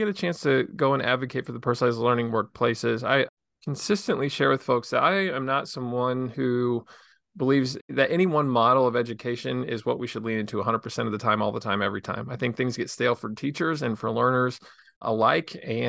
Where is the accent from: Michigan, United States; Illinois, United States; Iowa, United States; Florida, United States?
Illinois, United States; Yeah, so I grew up in Southern Illinois in a town of about 3,000 people, and I just absolutely loved my childhood.